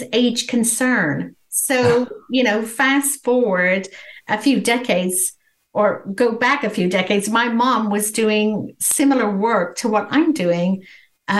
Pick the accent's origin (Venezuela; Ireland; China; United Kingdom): United Kingdom; England; moved away as an adult; now in San Antonio, United States; I was born and raised in England. I came to America in my early 20s with a 6-week-old baby boy